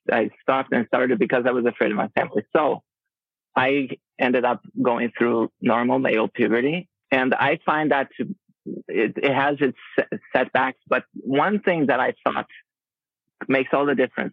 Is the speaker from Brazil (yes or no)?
yes; Brazil; moved away as an adult; also born or lived in Rio de Janeiro; now in Twin Cities, United States; I live in Twin Cities, but I am native Brazilian